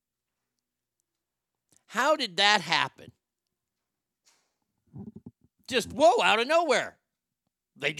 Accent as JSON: {"language": "English", "region": "Texas", "country": "United States", "tie": "born or raised there", "said": "I grew up in Texas"}